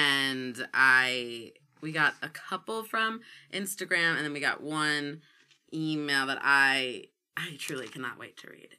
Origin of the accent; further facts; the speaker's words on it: Seattle, Washington, United States; He knew I was originally from Seattle.